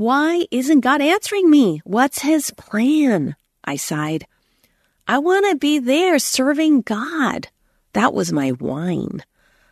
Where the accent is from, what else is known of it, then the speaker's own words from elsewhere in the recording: United States; also born or lived in Hong Kong; I was born in America